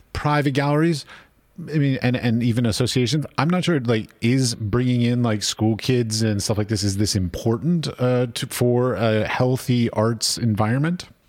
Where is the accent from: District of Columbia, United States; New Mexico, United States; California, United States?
District of Columbia, United States; Washington; I grew up in Washington, D C